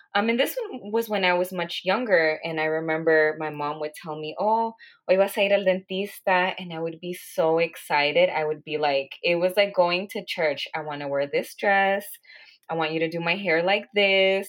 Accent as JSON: {"language": "English", "town": "Los Angeles", "region": "California", "country": "United States", "tie": "born or raised there", "also_born_or_lived": "Santa Barbara, California", "said": "I was born and raised in California in the San Fernando Valley is where I grew up"}